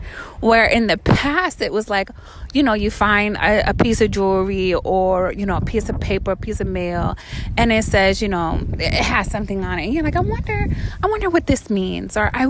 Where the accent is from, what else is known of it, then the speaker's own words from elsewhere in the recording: Virginia, United States; also born or lived in Florida; I'm from Virginia and from Florida, so it's wherever I'm at.